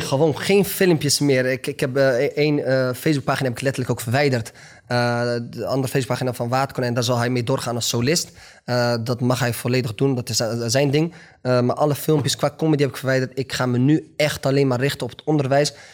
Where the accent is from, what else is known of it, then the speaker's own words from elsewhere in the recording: Netherlands; also born or lived in Morocco; Kijk, ik ben een Marokkaan. Ik ben Nederlander